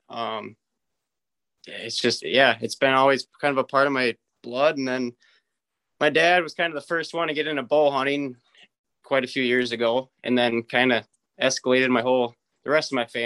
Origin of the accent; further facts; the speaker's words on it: Osceola, Wisconsin, United States; up in Osceola, Wisconsin. It's like right on the border of Minnesota. Um, my family they've been there since 1868. Uh, my grandparents actually still live on the farm